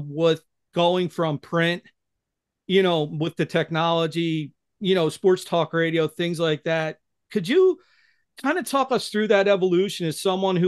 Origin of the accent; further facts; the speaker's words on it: Philadelphia, Pennsylvania, United States; they know I'm from the Philadelphia area.